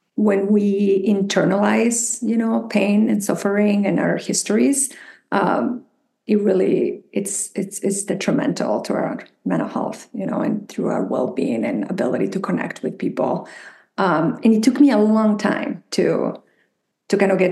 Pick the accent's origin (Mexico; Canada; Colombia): Mexico; English is a second language; moved away as an adult; also born or lived in Minnesota; I'm from Mexico